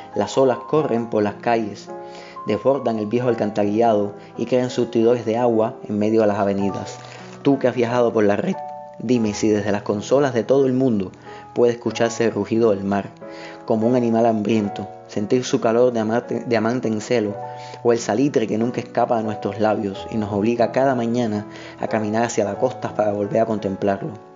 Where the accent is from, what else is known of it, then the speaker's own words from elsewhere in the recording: Havana, Cuba; soy un escritor de La Habana, de Cuba